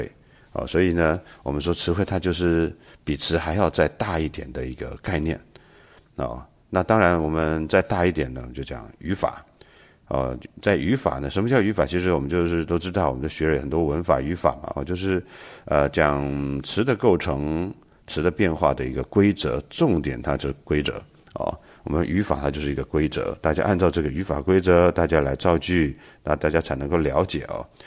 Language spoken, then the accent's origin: Chinese; China; 我们中国人是喜欢玉的，我们说冰清玉洁